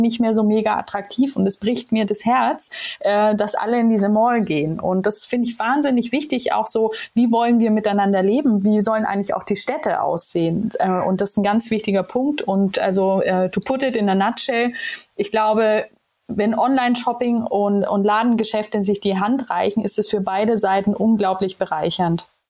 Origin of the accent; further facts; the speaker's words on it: Ansbach, Bavaria, Germany; also born or lived in Israel; now in Hamburg, Germany; ich komme ja aus Ansbach im wunderschönen Mittelfranken.